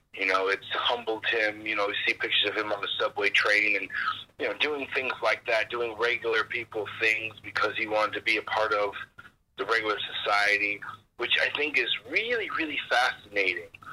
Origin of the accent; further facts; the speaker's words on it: Phoenix, Arizona, United States; moved away as an adult; also born or lived in Chicago / Evanston; I grew up in Phoenix, so all I knew was Phoenix